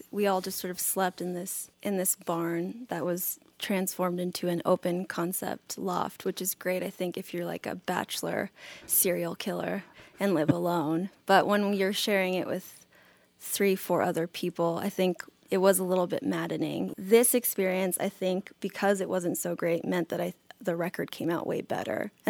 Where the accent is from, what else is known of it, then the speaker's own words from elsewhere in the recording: North Macedonia; also born or lived in California, United States; we played a show together in Macedonia in Eastern Europe, which is where I'm from, kind of. And then I'm also from California